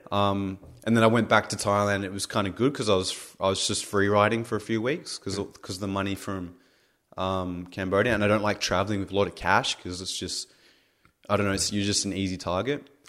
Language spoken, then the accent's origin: English; Australia; I'm Australian